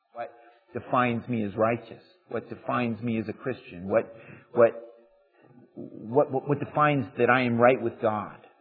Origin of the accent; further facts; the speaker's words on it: United States; we are American